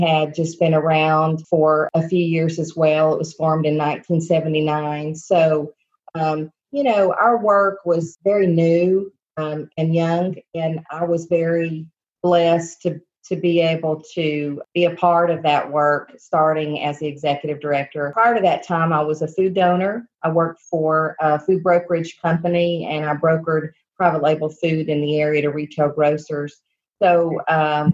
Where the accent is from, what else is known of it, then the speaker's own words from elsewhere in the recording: Blountville, Tennessee, United States; I grew up here in Northeast Tennessee and went to high school locally in the area in Bluntville at Central High School